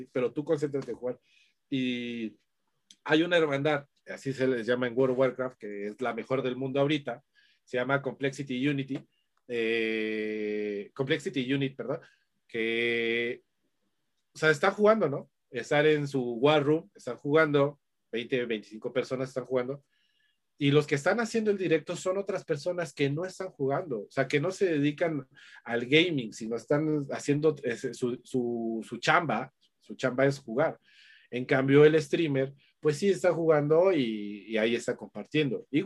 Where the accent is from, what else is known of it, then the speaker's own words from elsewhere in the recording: Mexico; sobre todo como mexicanos, ¿no? Como mexicanos que somos la envidia